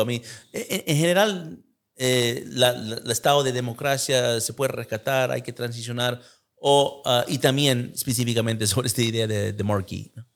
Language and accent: Spanish; United States; yo nací en Estados Unidos